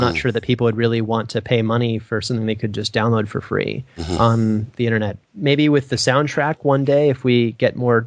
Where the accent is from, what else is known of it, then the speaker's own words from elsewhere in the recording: Sarasota, Florida, United States; I'm from Sarasota